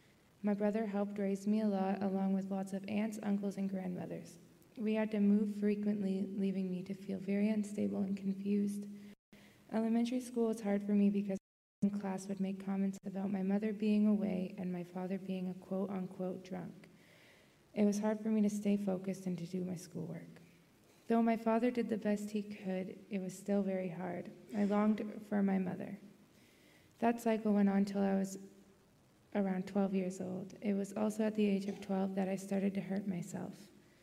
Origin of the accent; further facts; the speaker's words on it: Fort Erie, Ontario, Canada; born there; And I was born in Fort Erie, Ontario.